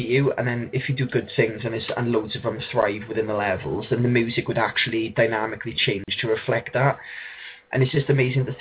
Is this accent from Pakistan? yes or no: no; South Wales, United Kingdom; I grew up around here in South Wales